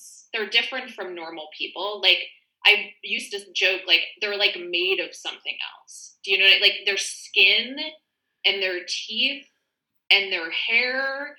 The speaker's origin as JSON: {"language": "English", "region": "Midwest", "country": "United States", "said": "I come from the Midwest and I didn't smoke."}